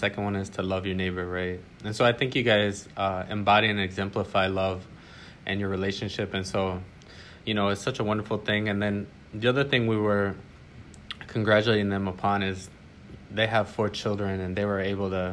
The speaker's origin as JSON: {"language": "English", "region": "Illinois", "country": "United States", "moved": "yes", "lives_now": "Miami, United States", "said": "I'm from Illinois"}